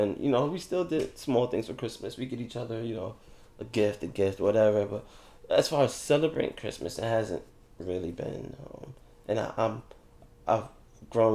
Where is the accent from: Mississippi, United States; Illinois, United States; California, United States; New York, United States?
New York, United States; New York City; also born or lived in Virginia; I'm from East New York, Brooklyn, y'all. But we moved from East New York, Brooklyn, to East New York, Brooklyn